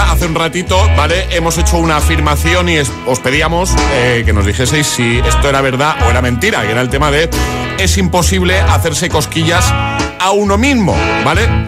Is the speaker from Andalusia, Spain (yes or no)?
yes; Seville, Andalusia, Spain; Hola, agitadores. … de Sevilla.